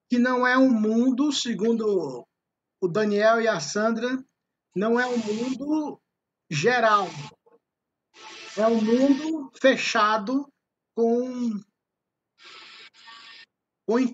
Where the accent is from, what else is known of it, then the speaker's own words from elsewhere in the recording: Ceará, Brazil; Eu sou cearense, mas o Goiás fala assim